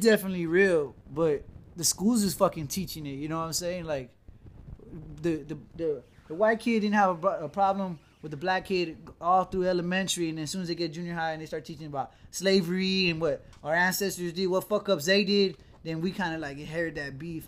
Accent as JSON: {"language": "English", "country": "United States", "said": "as an American"}